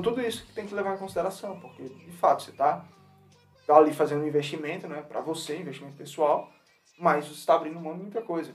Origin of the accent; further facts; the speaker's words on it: Natal, Rio Grande do Norte, Brazil; moved away as an adult; now in United States; a gente veio lá do Natal, Rio Grande do Norte